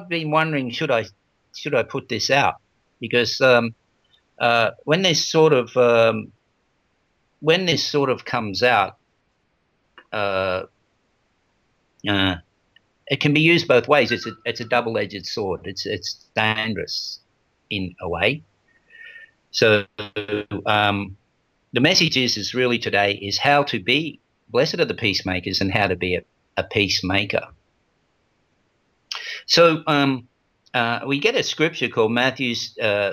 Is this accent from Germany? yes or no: no; Australia; I was born in Australia